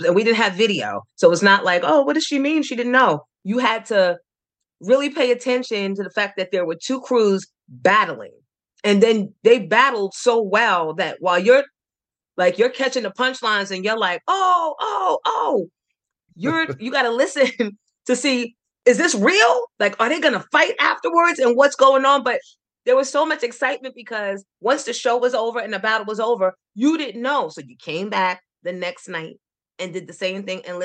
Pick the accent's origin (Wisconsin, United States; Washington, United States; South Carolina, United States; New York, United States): New York, United States; New York City; Growing up in Astoria was probably just like anybody else's story growing up in the 70s